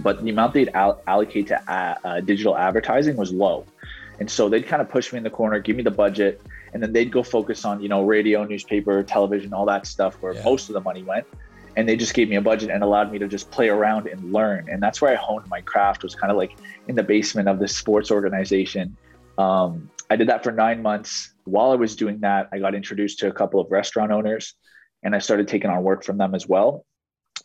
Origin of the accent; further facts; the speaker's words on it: Ottawa, Ontario, Canada; I was born and raised here in Ottawa, Ontario, which is in Canada